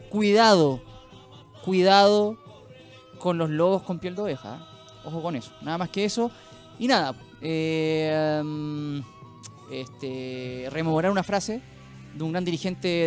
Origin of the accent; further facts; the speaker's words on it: Chile; no solo como programa, ¿ah? sino como sociedad, como ciudadanos chilenos.